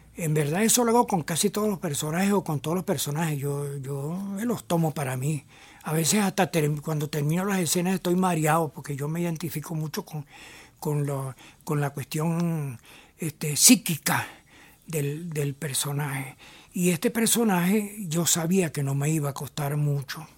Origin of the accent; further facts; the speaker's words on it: Barquisimeto, Lara, Venezuela; como yo soy de Barquisimeto y Alfredo Anzola también es